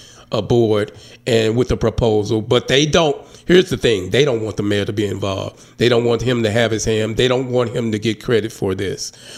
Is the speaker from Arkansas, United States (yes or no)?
yes; Hope, Arkansas, United States; now in Little Rock, United States; my hometown of Hope.